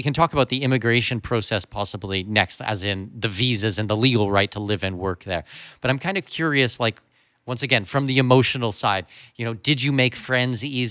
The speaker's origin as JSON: {"language": "English", "country": "Canada", "tie": "born or raised there", "said": "I'm Canadian, and being born and raised in Canada"}